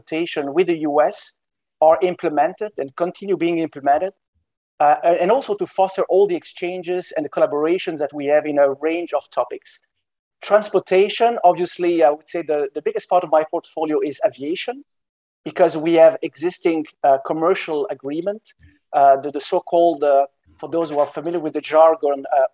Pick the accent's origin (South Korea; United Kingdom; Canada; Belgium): Belgium; Brussels, Brussels-Capital Region; moved away as an adult; now in Washington, D.C., United States; I'm from Belgium originally. My name is in South Belgium. I have Balkanic roots, you know, Western Balkans, but I was born in Brussels.